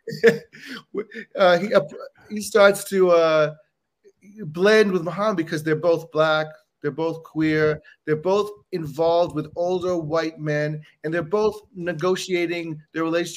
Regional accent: Bahamas; now in United States; I grew up in the Bahamas, not in the United States

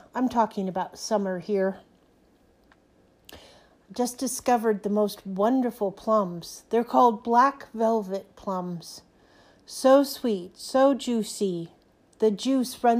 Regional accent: San Francisco Bay Area, California, United States; moved away as an adult; also born or lived in Oregon; now in Montrose, United States; I was born in the California Bay Area, San Francisco Bay Area

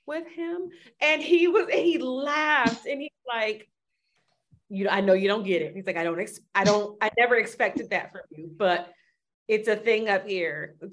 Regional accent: Miami, Florida, United States; now in Tallahassee, United States; I was born and raised in Miami, which is not the South.

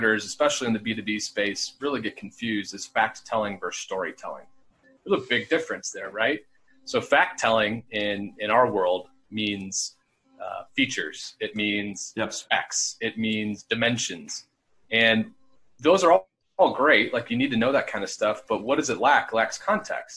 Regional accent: Naperville, Illinois, United States; I grew up in Naperville

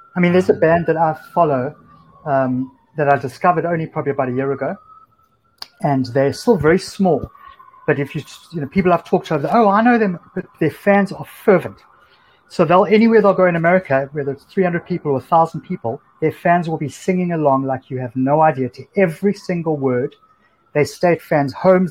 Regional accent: Cape Town, Western Cape, South Africa; moved away as an adult; now in New York, United States; it wasn't that cool to be from South Africa before

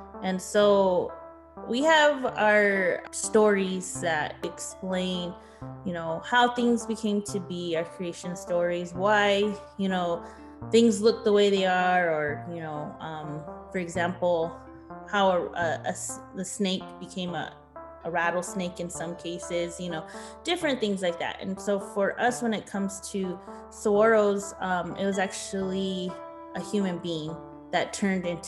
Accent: Tohono O'odham Nation, Sells District, Arizona, United States; I come from the Tanatam Nation, specifically the Santa Barbara District

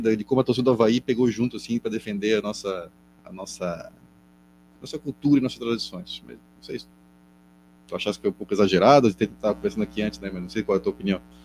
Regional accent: Florianópolis, Santa Catarina, Brazil; accent: manezinho; no nosso sotaque

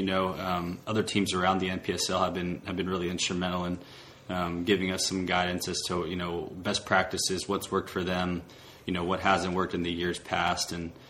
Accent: Dallas, Texas, United States; moved away as an adult; also born or lived in Arkansas; I'm Marco's older brother and from Dallas, Texas

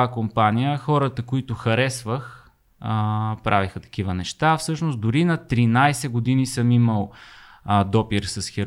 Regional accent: Sofia, Sofia City, Bulgaria; в която {S3} израснах, в квартала, в Красна поляна, Люлин, учих в Люлин

